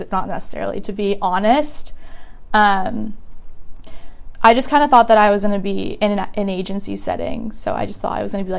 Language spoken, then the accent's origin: English; Newport Beach, California, United States; I'm from Newport Beach, California